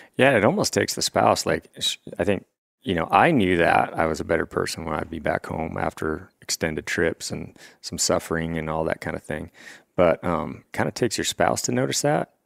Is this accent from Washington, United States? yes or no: yes; Washington, United States; moved away as an adult; now in Three Forks, Montana, United States; I come from Washington State